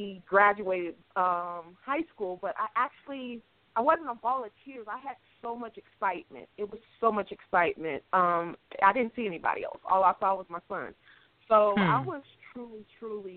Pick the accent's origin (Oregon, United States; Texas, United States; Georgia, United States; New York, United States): Texas, United States; Killeen; now in Columbia, United States; I am originally from Killeen, Texas, a small town. Well, it's not that small now, but I actually, I'm from there, born and raised, but I reside in Columbia, South Carolina currently